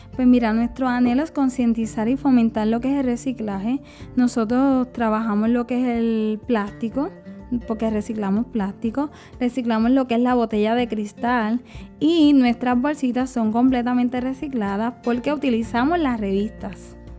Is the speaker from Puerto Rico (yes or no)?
yes; Juana Díaz, Puerto Rico; soy del área de Juana Díaz